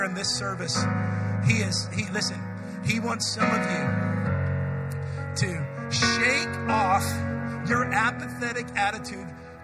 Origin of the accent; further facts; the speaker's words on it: United States; I'm an American